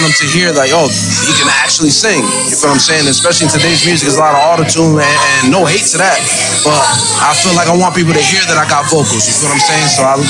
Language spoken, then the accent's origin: English; New Jersey, United States; also born or lived in Louisiana; I was born in Louisiana, but raised in Jersey, man.